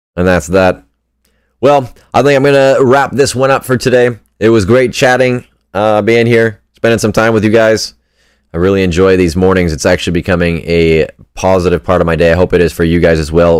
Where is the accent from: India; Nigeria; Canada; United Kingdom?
Canada; I'm a Canadian